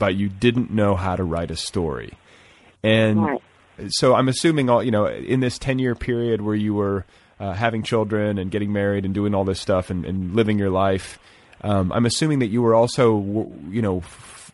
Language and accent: English; Midwest, United States; moved away as an adult; also born or lived in Wisconsin / Indiana / San Francisco; now in California, United States; I grew up in the Midwest. So I wound up out here for graduate school. So I was raised in Wisconsin and Indiana